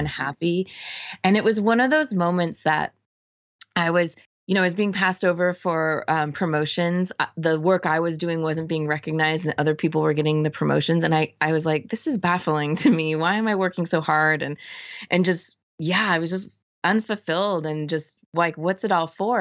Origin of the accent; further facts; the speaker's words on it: Orange County, Southern California, United States; moved away as an adult; also born or lived in San Francisco; I grew up in Southern California